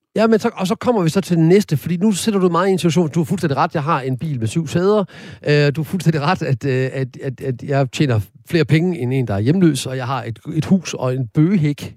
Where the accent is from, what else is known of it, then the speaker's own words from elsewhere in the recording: Horsens, Central Denmark Region, Denmark; jeg er født og opvokset i Horsens